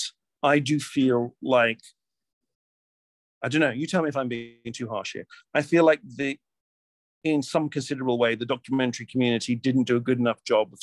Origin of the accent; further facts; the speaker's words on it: Canada; also born or lived in United Kingdom; I'm a Canadian